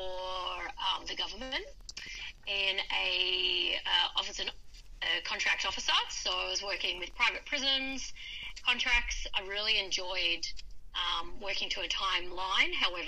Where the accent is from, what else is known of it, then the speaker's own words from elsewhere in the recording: Melbourne, Victoria, Australia; moved away as an adult; So I came from Melbourne and moved up here to enjoy the sunshine and start my new career.